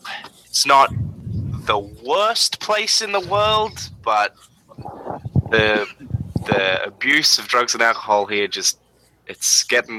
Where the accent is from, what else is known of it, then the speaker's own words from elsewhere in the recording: Australia; we're Australian